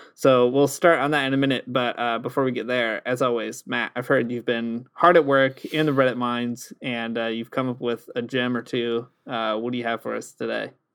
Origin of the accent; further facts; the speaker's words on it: Canada; I am your Canadian Catholic Communist poetry reader.